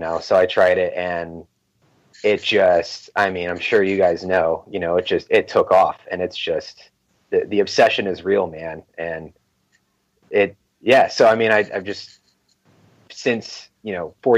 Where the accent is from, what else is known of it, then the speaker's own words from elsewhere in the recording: California, United States; now in Phoenix, United States; I'm from California originally